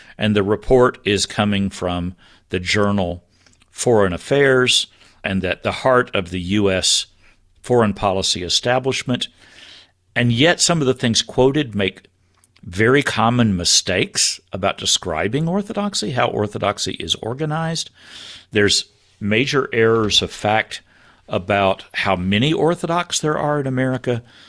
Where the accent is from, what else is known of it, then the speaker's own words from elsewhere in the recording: United States; I'm an American